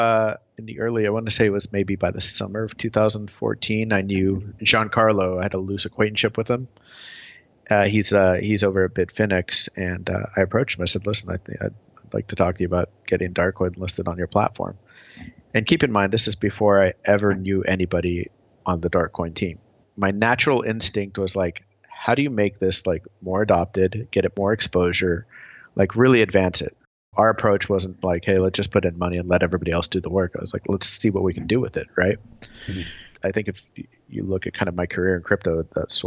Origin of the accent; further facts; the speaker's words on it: Tulsa, Oklahoma, United States; moved away as an adult; now in California, United States; I grew up in Oklahoma, Tulsa, Oklahoma, of all places